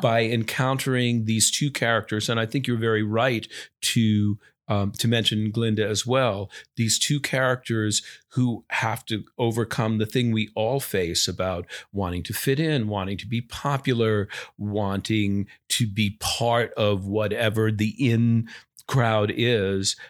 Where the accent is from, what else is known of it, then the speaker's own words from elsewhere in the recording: Long Island, New York, United States; I grew up on Long Island